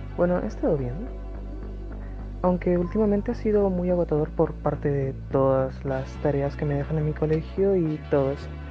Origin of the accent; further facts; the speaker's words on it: Peru; Tengo 14 años, soy de Perú